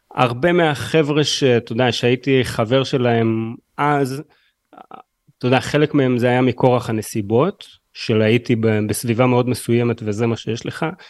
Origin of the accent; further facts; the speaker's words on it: Haifa, Haifa District, Israel; אני גם בא מהמשפחה הכי קשוחה בשפרינצק